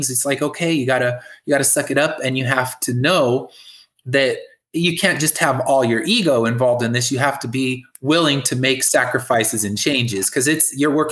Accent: California, United States; I'm from California

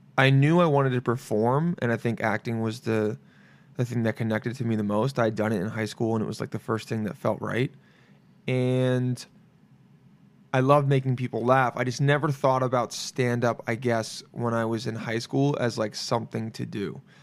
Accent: Los Angeles, California, United States; I was born here, but I grew up in L

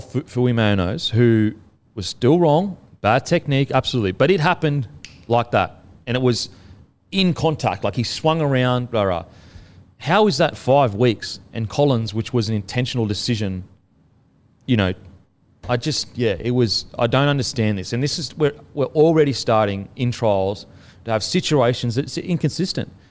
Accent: Queensland, Australia; being a Queenslander myself. Um, you know, I, I, being a Queenslander growing up there, I have a connection to it

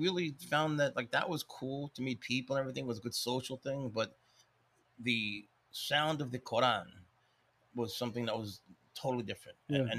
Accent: Spain; moved away; That's what I came up in Spain.

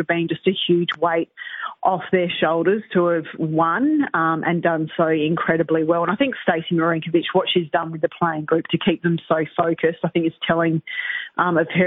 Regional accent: South Australia, Australia; So I'm a South Aussie. I grew up in South Australia

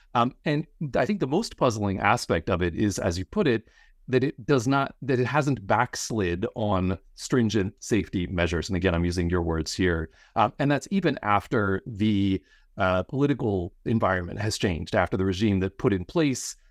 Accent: Pennsylvania, United States; I grew up in Pennsylvania

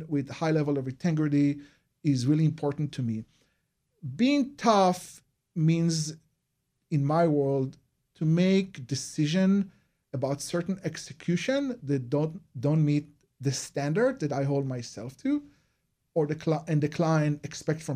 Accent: Israel; moved away; you notice my accent. So I'm originally from Israel.

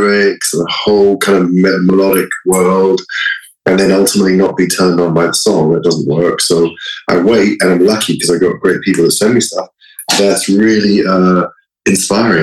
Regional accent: London, United Kingdom; moved away; growing up in London in a sort of a more progressive mindset

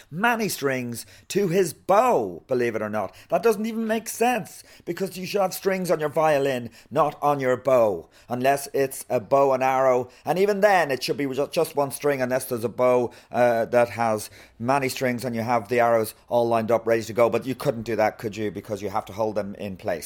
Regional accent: Meath, Leinster, Ireland; also born or lived in Galway / Tuam; we moved from Galway to Meath.

